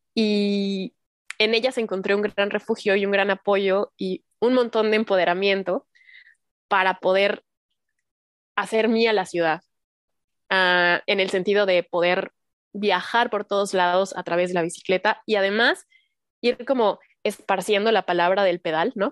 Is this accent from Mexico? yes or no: yes; Cuautitlán Izcalli, State of Mexico, Mexico; moved away as an adult; now in Mexico City, Mexico; yo también soy del Estado de México, en las calles del Estado de México, de Cuautitlán Izcalli, cuando se podía salir a jugar a la calle con tus amigos de la cuadra